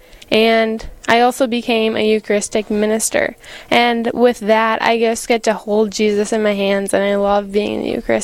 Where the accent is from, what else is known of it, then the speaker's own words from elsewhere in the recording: Freeport, Minnesota, United States; moved away as an adult; now in Bemidji, United States; I'm from Stearns County, Freeport, Minnesota